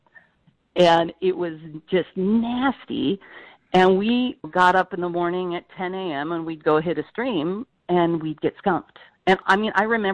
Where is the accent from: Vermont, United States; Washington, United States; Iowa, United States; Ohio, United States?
Washington, United States; Eastern; moved away; I grew up in Eastern Washington